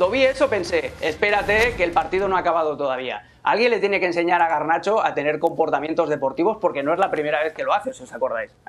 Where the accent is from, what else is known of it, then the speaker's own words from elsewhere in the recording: Barcelona, Catalonia, Spain; Pues mira, ya sabes que yo soy de Barcelona como Gerard Piqué, pero de un barrio totalmente diferente al suyo.